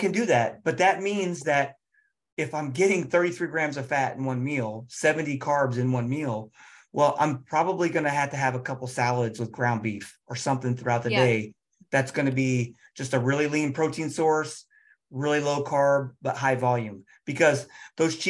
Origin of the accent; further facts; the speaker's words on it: Cincinnati, Ohio, United States; I'm from Cincinnati